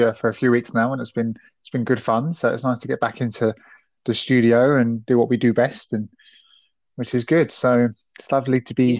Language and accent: English; United Kingdom; we're British.